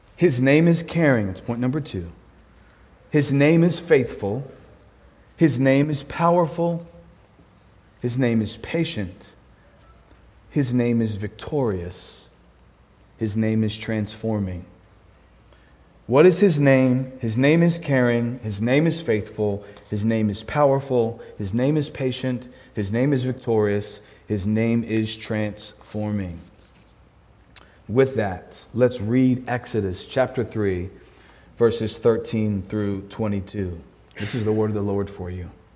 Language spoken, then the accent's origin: English; Philadelphia, Pennsylvania, United States; I am from Philadelphia